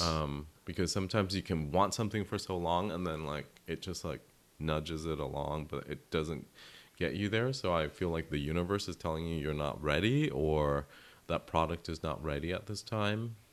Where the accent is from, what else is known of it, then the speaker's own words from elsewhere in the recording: United States; my navigating being Vietnamese American